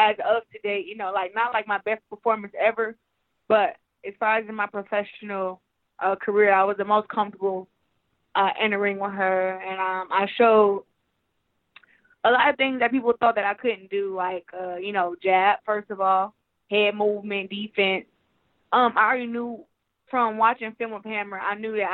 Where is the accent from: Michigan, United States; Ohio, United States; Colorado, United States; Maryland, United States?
Michigan, United States; Flint; my hometown